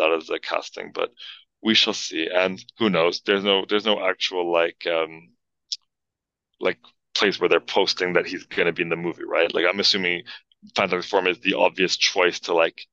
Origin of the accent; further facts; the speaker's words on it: Montreal, Quebec, Canada; moved away; also born or lived in London; where I grew up in Montreal, you'd say trio